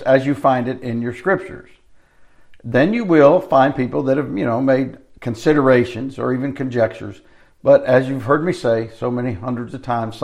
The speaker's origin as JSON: {"language": "English", "country": "United States", "said": "I live here in the United States as an American"}